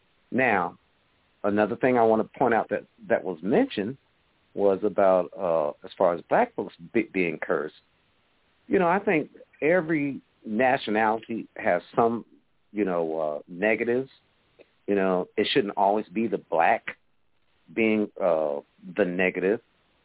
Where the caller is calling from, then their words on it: Atlanta, Georgia, United States; I'm calling from Atlanta, Georgia.